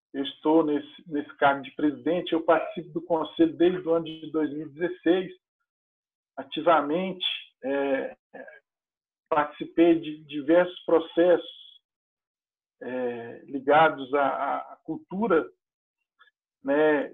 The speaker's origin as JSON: {"language": "Portuguese", "town": "Patos de Minas", "region": "Minas Gerais", "country": "Brazil", "moved": "as an adult", "lives_now": "Uberlândia, Brazil", "said": "eu sou de Patos de Minas, é uma cidade próxima a Uberlândia"}